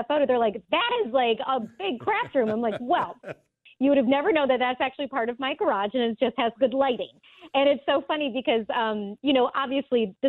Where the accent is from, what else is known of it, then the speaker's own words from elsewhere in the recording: Michigan, United States; moved away; also born or lived in Florida; I'm born and raised in Michigan